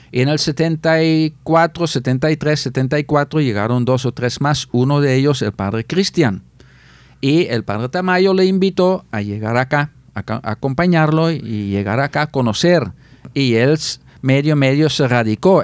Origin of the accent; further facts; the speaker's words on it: Netherlands; Spanish is a second language; moved away as an adult; Yo fui mm. ordenado sacerdote en el 86 en Holanda, en mi parroquia, la parroquia de mi pueblo